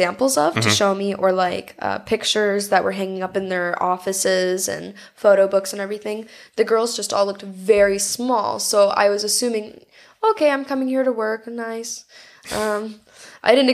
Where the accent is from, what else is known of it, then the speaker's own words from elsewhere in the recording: United States; I'm an American girl with blonde hair and blue